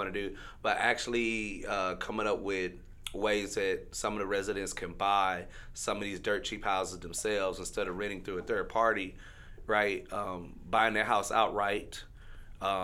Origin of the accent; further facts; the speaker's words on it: Shreveport, Louisiana, United States; I grew up in Queensboro